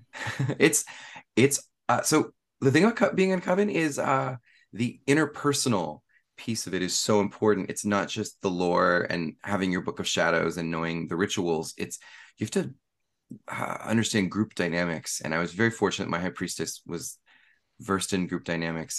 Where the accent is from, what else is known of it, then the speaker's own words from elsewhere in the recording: East Bay, San Francisco Bay Area, California, United States; also born or lived in San Jose; I've lived in the Bay Area my whole life, uh, the East Bay